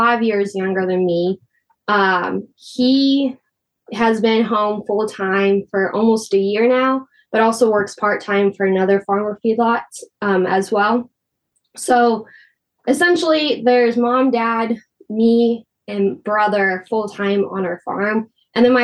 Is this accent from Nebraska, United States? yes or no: yes; Wakefield, Nebraska, United States; My hometown of Wakefield, they have Michael Foods